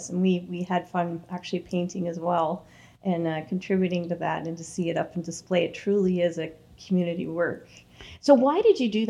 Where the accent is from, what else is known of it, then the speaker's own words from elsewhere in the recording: Toronto, Ontario, Canada; now in Scugog, Canada; I grew up in Toronto